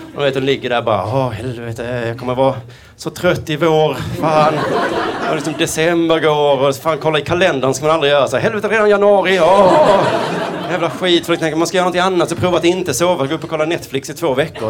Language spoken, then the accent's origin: Swedish; Skåne, Sweden; accent: Skånska; jag pratar skånska